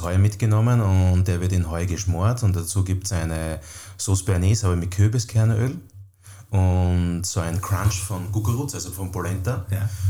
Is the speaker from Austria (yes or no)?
yes; Styrian wine country, Austria; bis zum Weinland, wo ich herkomme